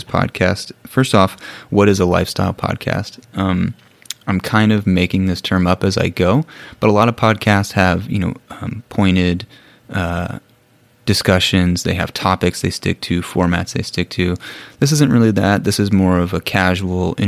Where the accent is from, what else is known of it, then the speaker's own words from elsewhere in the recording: Bloomington, Illinois, United States; moved away as an adult; also born or lived in Nairobi, Kenya; now in Ecuador; I am originally from Bloomington, Illinois, which is in the Midwest, in the United States